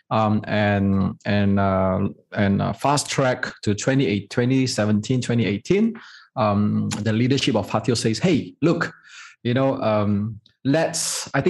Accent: Malaysia; we are a prouder Malaysian. And, and we, we don't really call ourselves Chinese. We're just Malaysian, right?

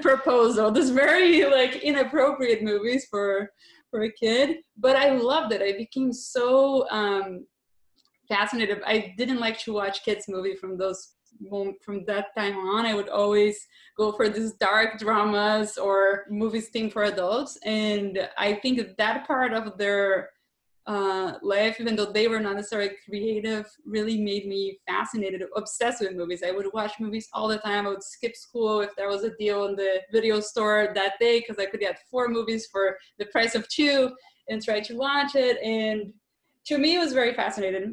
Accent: southern Brazil, Brazil; moved away as an adult; I grew up in Brazil, so I lived there until I was about 25, and I was raised and lived most of my life in a small rural-ish town very Catholic and the south

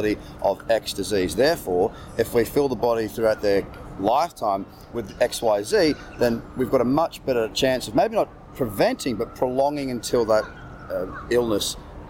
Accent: Sydney, New South Wales, Australia; I'm from Sydney.

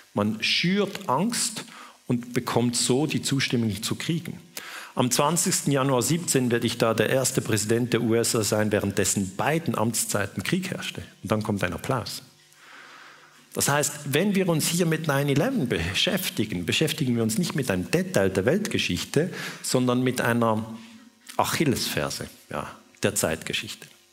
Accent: Switzerland; ich bin Schweizer

